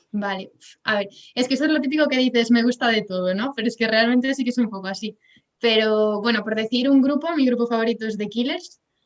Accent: Pontevedra, Galicia, Spain; also born or lived in Santiago de Compostela; soy de Galicia, de Pontevedra

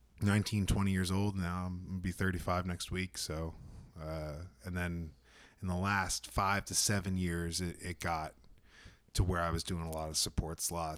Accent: Northeast, United States; I came from the Northeast.

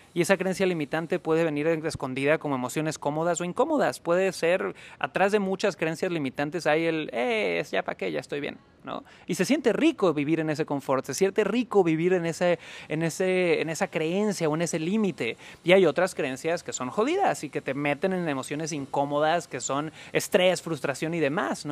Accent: Cancún, Quintana Roo, Mexico; moved away; yo nací en Cancún, Quintana Roo

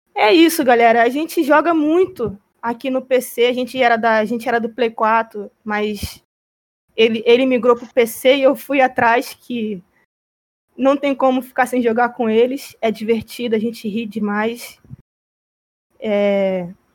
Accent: Rio de Janeiro, Brazil; eu sou carioca, eu moro no Rio de Janeiro

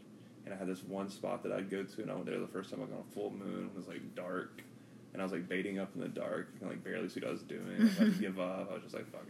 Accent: Alabama, United States; moved away; also born or lived in California / Asheville, North Carolina; You get some funny reactions in California telling people I'm from Alabama.

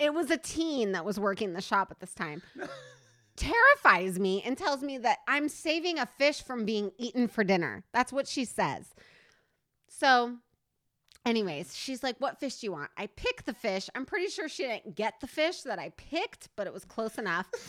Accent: Stanwood, Washington, United States; also born or lived in Camano Island, Washington; we come from a small town. Oh, shit. Stanwood, Washington

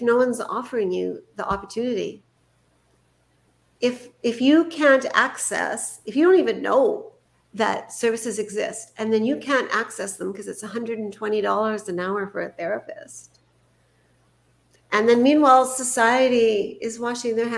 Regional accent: Canada; I was born in Canada

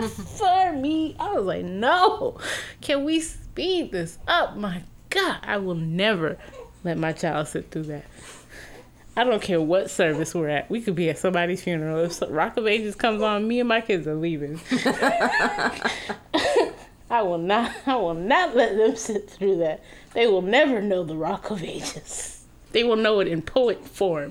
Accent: United States; And being that we are American

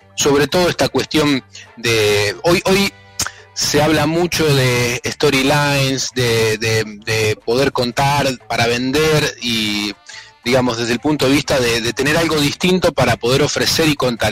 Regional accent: Sarasa, Buenos Aires, Argentina; now in Rosario, Argentina; yo soy de Sarasa

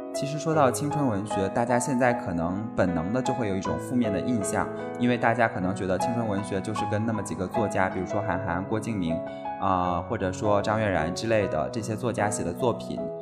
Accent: southern China, China; 我们作为一个南方人

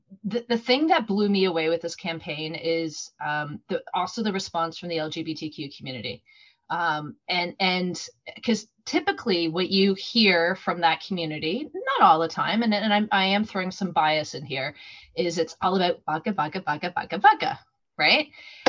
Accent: Corby, East Midlands, United Kingdom; I'm from Corby as well, for those of you who don't know me.

